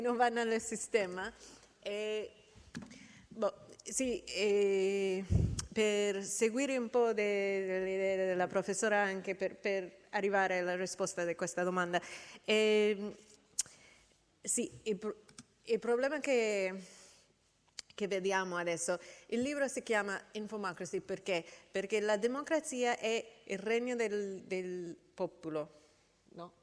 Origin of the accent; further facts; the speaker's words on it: United States; Italian is a second language; nel mio paese, gli Stati Uniti